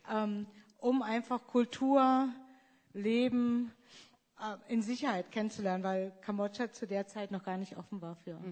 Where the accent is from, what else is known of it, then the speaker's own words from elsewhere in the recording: Germany; moved away; Ich, ich, bin eigentlich keine richtige Deutsche mehr.